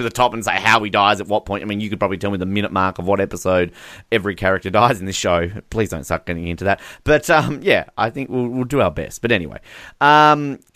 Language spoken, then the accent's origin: English; Australia; I am Australian